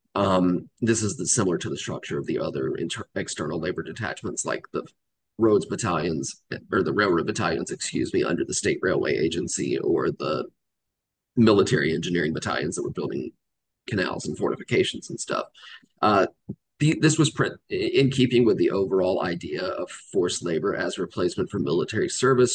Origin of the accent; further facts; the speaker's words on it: Georgia, United States; I grew up in in Georgia. Um, spent most of my life living in the South